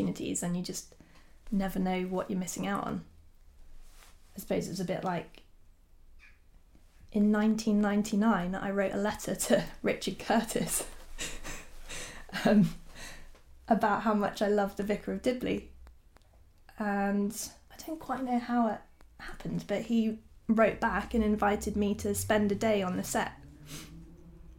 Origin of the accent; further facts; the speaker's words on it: South Devon, South West England, United Kingdom; I grew up in South Devon, close to Dartmoor